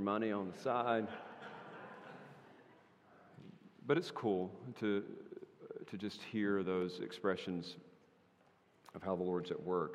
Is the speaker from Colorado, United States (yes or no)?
no; North Carolina, United States; my home state of North Carolina